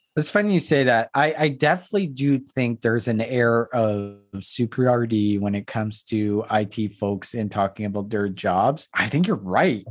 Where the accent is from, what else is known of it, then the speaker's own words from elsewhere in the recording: East Coast, Canada; first language French; English is a second language; I grew up in the East Coast, grew up French